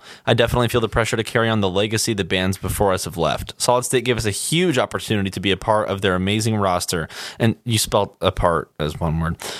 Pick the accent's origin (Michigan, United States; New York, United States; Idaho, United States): Idaho, United States; we're from like the Spud State